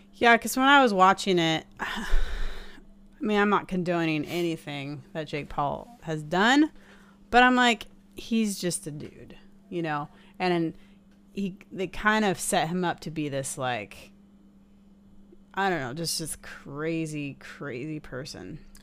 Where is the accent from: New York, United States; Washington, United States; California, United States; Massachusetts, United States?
Washington, United States; Seattle; we're from Seattle